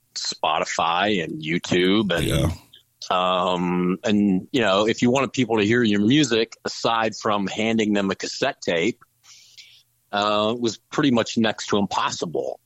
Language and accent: English; Jefferson City, Missouri, United States; moved away; also born or lived in St. Louis, Missouri / Dallas, Texas; We're all from Jefferson City